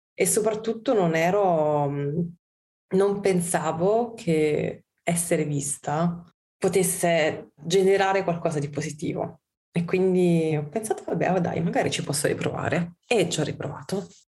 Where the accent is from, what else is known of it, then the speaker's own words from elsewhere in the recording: Olevano sul Tusciano, Campania, Italy; also born or lived in Bologna / Milan; now in Turin, Italy; io sono campana, io non ho mai visto il burro a casa mia. Mia nonna aveva la sugna